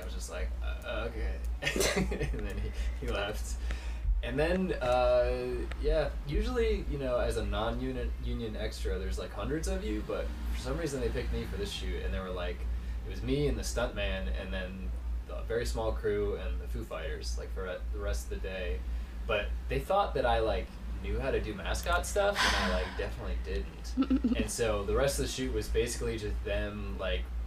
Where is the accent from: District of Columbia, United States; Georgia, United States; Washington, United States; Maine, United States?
Maine, United States; also born or lived in Outer Banks, North Carolina / Culpeper, Virginia / Canada / St. Louis; I was born on the Outer Banks, North Carolina. So there until I was six. Then we moved to Culpeper, Virginia for a year and a half. Then we moved to Maine.